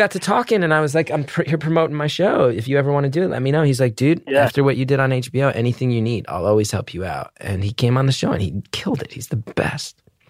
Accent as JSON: {"language": "English", "region": "Northeast", "country": "United States", "tie": "born or raised there", "said": "I grew up in the Northeast in the 90s."}